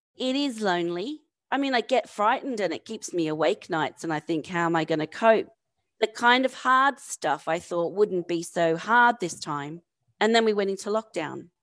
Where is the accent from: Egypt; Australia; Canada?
Australia; Campbelltown, New South Wales; also born or lived in London; now in San Francisco, United States; I'm from Campbelltown, which is about thirty miles southwest of Sydney.